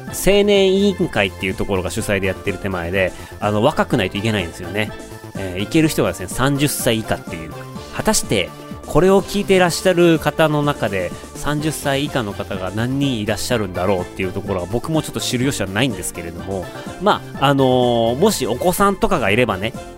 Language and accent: Japanese; Otaru, Hokkaido, Japan; うちの地元の小樽